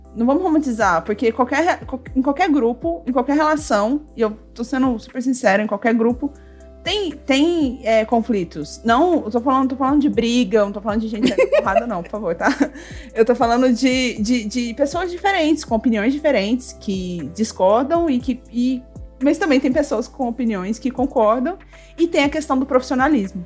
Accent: Goiânia, Goiás, Brazil; eu sou de Goiânia, aqui no centro, é, centro-oeste, coração do Brasil

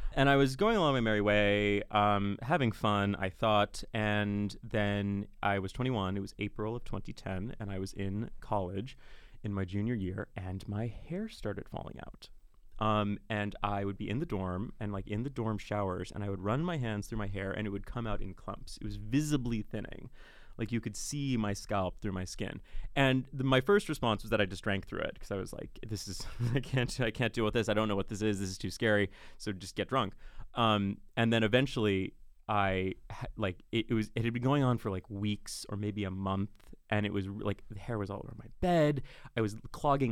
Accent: Seattle, Washington, United States; now in Ireland; I'm unfortunately an American. So I was born and raised in Seattle, Washington.

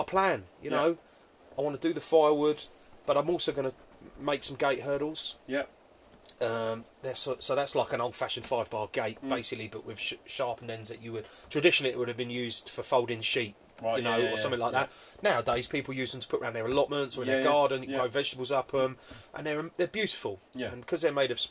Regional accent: Epping, East of England, United Kingdom; I grew up in a wood, you know, in a town, but I grew up in Epping

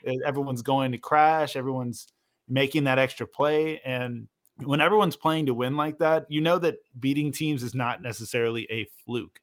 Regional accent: Portland, Oregon, United States; I grew up in Portland, and I got to grow up around Blazers fans

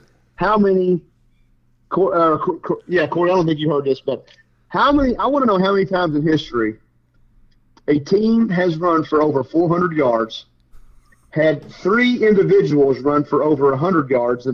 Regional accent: Kentucky, United States; we're from Kentucky

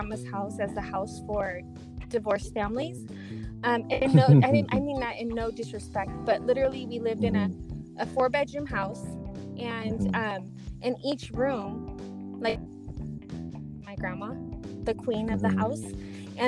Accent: Riverside, California, United States; also born or lived in Moreno Valley, California; I was born and raised in Riverside. So mm-hmm. I'm from the Inland Empire and mm-hmm. Raised in Riverside and Moreno Valley my entire life.

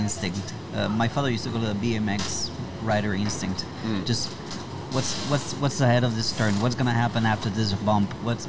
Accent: Colombia; now in China; I'm from Colombia.

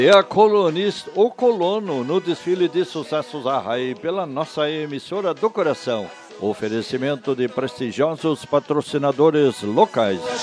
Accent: southern Brazil, Brazil; que ainda se mantém viva em nossos lares, aqui no sul do Brasil

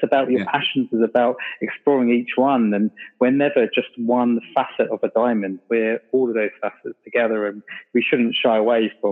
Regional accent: London, United Kingdom; moved away; I grew up in London, and a lot of my family still live there

